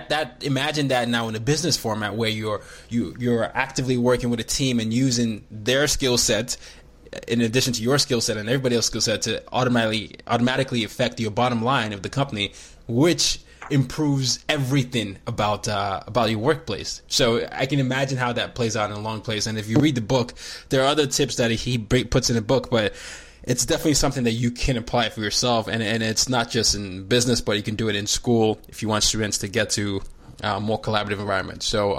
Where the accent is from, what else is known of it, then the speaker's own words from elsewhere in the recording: Nigeria; As I am a Nigerian, I grew up in five countries